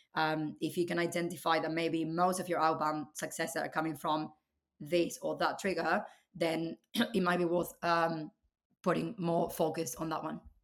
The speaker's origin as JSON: {"language": "English", "region": "Buenos Aires", "country": "Argentina", "tie": "born or raised there", "moved": "as an adult", "lives_now": "United Kingdom", "said": "I was born and raised in Argentina, um, in Buenos Aires."}